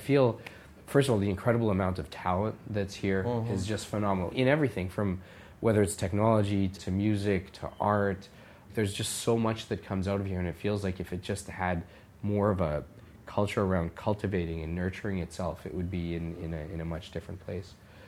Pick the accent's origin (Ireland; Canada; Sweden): Canada; because it's birthplace of my family and, you know, in many ways it feels like roots, even though I was born and raised in Canada.